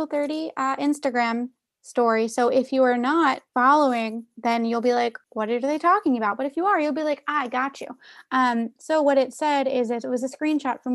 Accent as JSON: {"language": "English", "town": "Philadelphia", "region": "Pennsylvania", "country": "United States", "said": "as a Philadelphian"}